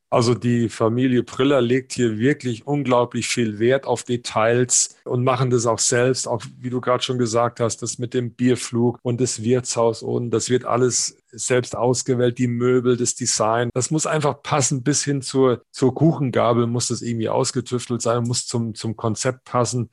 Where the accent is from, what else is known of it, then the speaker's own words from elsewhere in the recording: Siegerland, North Rhine-Westphalia, Germany; moved away as an adult; also born or lived in Mannheim / Hannover / Halmstad, Sweden; now in Augsburg, Germany; Ich bin Original-Siegerländer